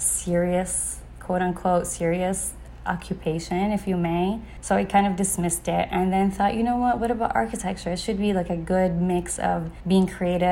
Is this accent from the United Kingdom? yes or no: no; east coast of Saudi Arabia, Eastern Province, Saudi Arabia; I was born and raised on the east coast of Saudi